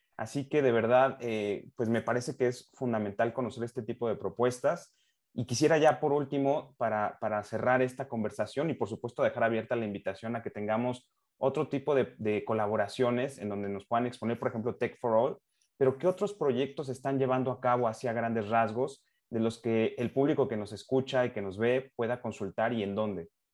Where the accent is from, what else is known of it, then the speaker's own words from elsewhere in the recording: Mexico; como mexicano